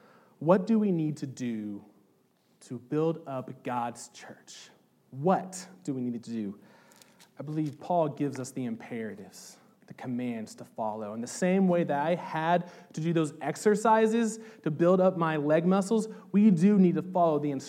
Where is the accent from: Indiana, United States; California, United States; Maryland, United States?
Indiana, United States; Southern; I'm from Southern Indiana